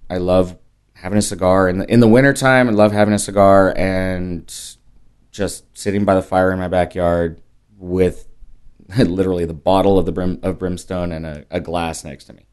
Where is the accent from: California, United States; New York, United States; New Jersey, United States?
California, United States; moved away as an adult; also born or lived in Las Vegas; now in San Antonio, United States; I'm a Californian